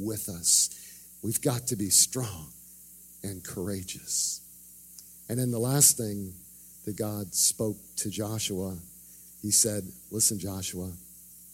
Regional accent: Canada; moved away; I grew up in Canada.

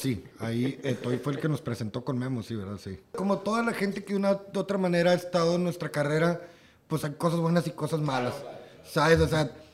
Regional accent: Matamoros, Tamaulipas, Mexico; moved away; also born or lived in Monterrey; nosotros tenemos una bandilla de punk, somos de Matamoros

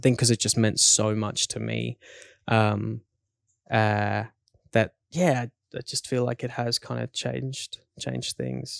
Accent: South Africa; growing up in South Africa as a kid

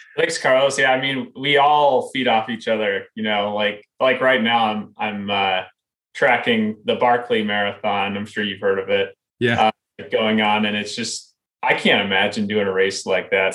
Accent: Iowa, United States; I grew up in Iowa, um, and you know I lived in Iowa really all the way through college.

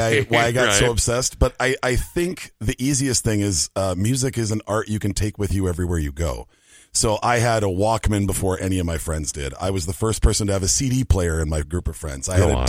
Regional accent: Minneapolis, Minnesota, United States; Born and raised in South Minneapolis.

